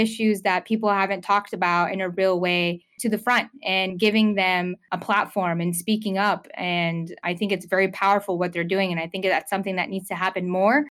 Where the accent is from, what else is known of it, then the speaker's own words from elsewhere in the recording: Lawrenceville, Georgia, United States; also born or lived in Norcross, Georgia; I grew up in Norcross and Lawrenceville